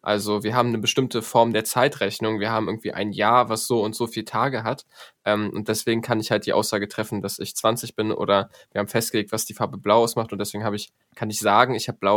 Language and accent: German; Poland; bin Pole, ich müsste irgendwie Dzień Dobre oder Tschecht oder irgendwie sowas sagen.